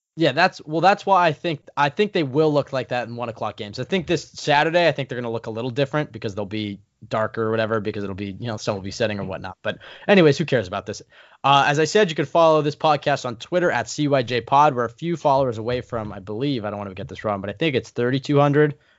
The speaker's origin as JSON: {"language": "English", "town": "Portland", "region": "Oregon", "country": "United States", "tie": "born or raised there", "said": "my hometown, Portland, Oregon"}